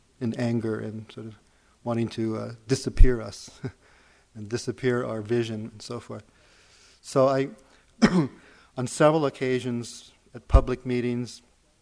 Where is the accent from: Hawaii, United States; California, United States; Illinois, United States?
Hawaii, United States; Being born and raised in Hawaii